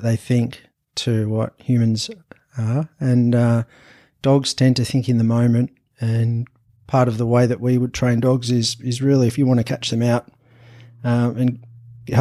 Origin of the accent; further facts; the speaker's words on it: Anglesea, Victoria, Australia; also born or lived in Europe; now in Torquay, Australia; I'm originally from Anglesey, so about 10, 15 minutes down